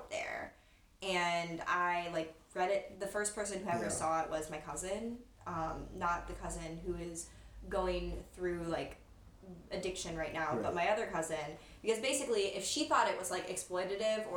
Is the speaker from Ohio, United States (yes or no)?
yes; North Canton, Ohio, United States; also born or lived in Columbus, Ohio; I'm from North Canton, Ohio.